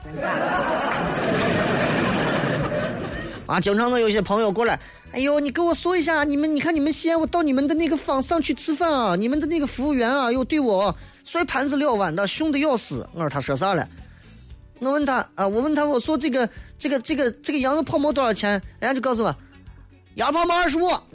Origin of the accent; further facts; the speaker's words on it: Shaanxi, China; 我们陕西人是得见啥问啥